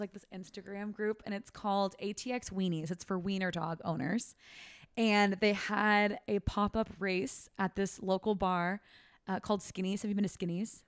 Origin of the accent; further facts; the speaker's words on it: Fair Oaks, California, United States; My hometown, Fair Oaks, California